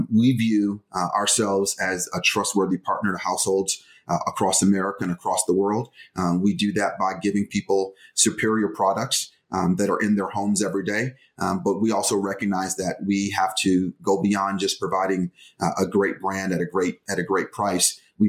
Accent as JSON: {"language": "English", "town": "Detroit", "region": "Michigan", "country": "United States", "tie": "born or raised there", "said": "I grew up in Detroit."}